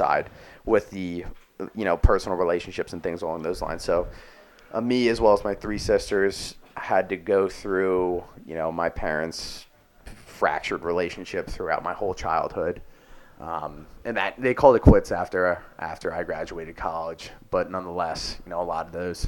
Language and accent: English; Delaware County, Philadelphia suburbs, Pennsylvania, United States; I'm from the Philly burb area, specifically Delaware County, also known as Delco